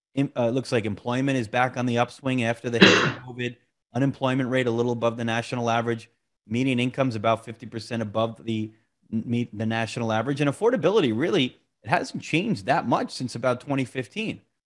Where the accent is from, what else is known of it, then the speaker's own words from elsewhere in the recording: Monmouth County, New Jersey, United States; my hometown here, Monmouth County, New Jersey